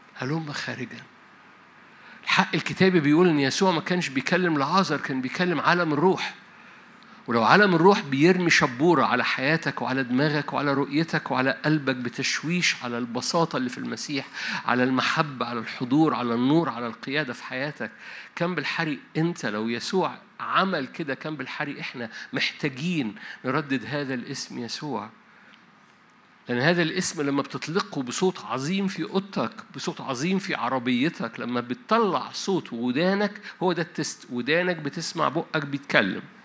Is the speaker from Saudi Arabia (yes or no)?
no; Egypt